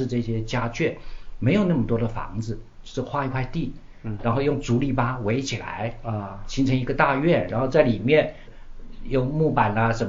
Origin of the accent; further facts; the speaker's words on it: Taiwan; now in China; 他就喜欢跟我们眷村小孩玩在一起